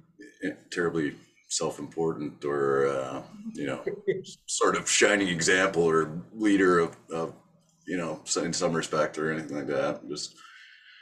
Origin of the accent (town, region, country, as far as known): Toronto, Ontario, Canada; born or raised there; also born or lived in Thornhill, Ontario / Mississauga, Ontario